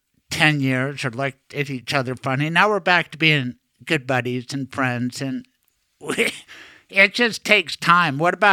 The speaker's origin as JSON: {"language": "English", "town": "Denver", "region": "Colorado", "country": "United States", "said": "I'm from Denver."}